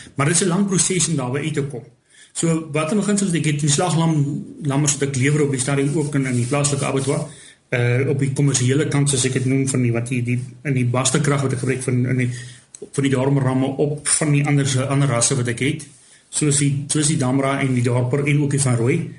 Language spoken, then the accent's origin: Afrikaans; south of Keetmanshoop, ǁKaras, Namibia; also born or lived in Windhoek, Namibia / near Mariental, Namibia; die syde, syd van Keetmans, daar's waar ek groot geword